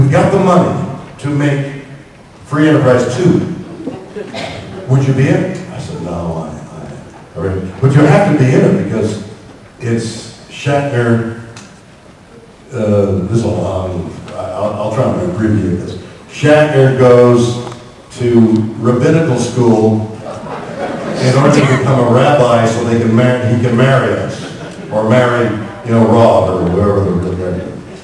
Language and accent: English; Canada; I'm Canadian.